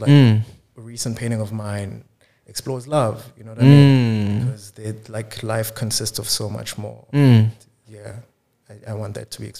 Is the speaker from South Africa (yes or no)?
yes; Tsakane, Gauteng, South Africa; now in Cape Town, South Africa; my life is this constant contrast of Tsakane with Cape Town, because, like, I spend a lot of time here, and then a few times a year, I'll go back to Itzakan.